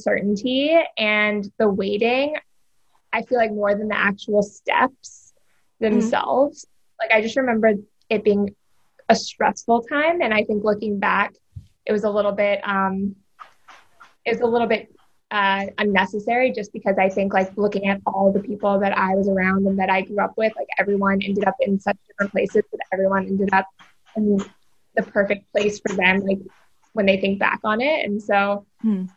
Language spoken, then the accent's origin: English; Tennessee, United States; moved away as an adult; I grew up in Tennessee